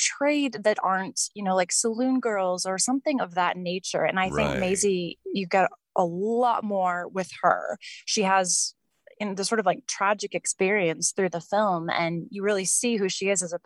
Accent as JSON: {"language": "English", "area": "the Valley", "region": "Arizona", "country": "United States", "tie": "born or raised there", "moved": "as an adult", "lives_now": "Los Angeles, United States", "said": "I grew up in the Valley, actually. I lived there and, you know, went to high school and college and then moved here."}